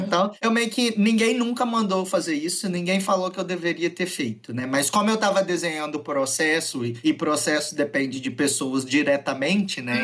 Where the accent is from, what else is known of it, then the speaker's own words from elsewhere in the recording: Venda Nova do Imigrante, Espírito Santo, Brazil; eu sou natural de Venda Nova do Imigrante